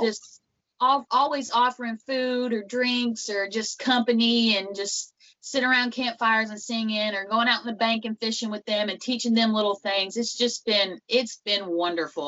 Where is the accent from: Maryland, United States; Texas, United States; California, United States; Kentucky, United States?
Kentucky, United States; Western; where I'm from is from Western Kentucky. It's um, about a little town called Catawba